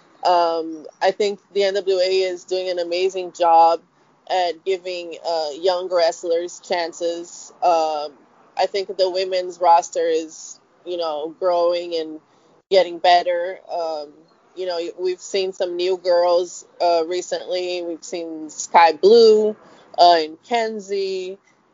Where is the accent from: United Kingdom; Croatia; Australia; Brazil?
Brazil; moved away as an adult; now in United States; I grew up in Brazil